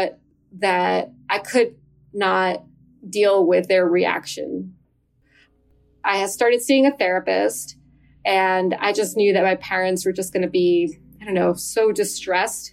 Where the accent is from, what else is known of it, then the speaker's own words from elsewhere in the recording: New Jersey, United States; moved away as an adult; also born or lived in Western Massachusetts; now in Massachusetts, United States; I grew up in New Jersey